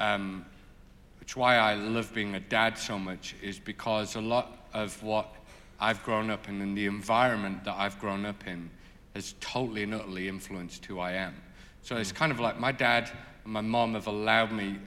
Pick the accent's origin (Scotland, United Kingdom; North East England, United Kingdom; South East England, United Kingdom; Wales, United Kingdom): North East England, United Kingdom; I grew up in the Northeast